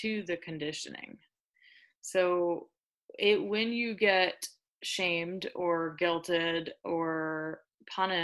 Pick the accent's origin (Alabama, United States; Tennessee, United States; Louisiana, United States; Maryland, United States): Louisiana, United States; New Orleans; I'm from New Orleans